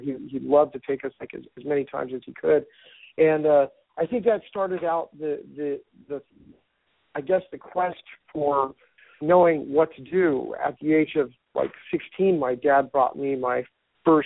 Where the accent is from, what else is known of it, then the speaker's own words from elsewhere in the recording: Reno, Nevada, United States; Born in Reno as a backcountry boy